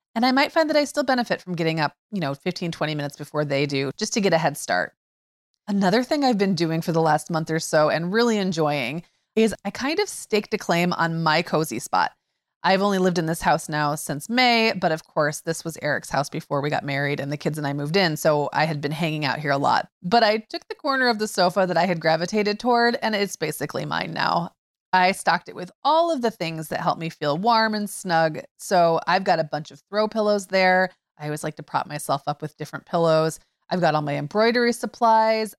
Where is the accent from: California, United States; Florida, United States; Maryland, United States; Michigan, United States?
Michigan, United States; Upper Peninsula of; I grew up in the Upper Peninsula of Michigan